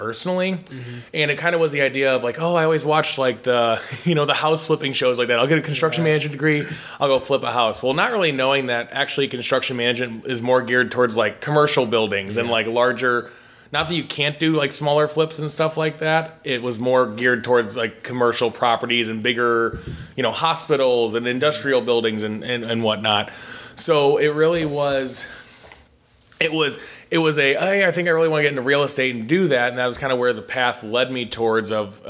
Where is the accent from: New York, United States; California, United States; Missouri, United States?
Missouri, United States; St. Louis; also born or lived in Peoria, Illinois; I grew up here in St. Louis from South County, Afton